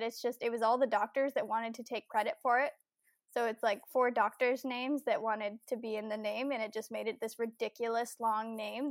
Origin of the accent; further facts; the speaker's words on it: Ontario, Canada; I am from Ontario, Canada, and I will actually be 25 next week.